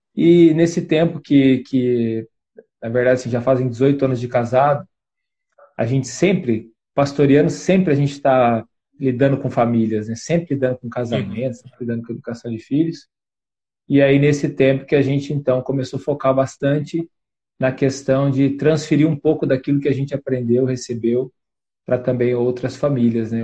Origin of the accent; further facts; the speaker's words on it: western Paraná, Brazil; Eu sou do, do oeste do Paraná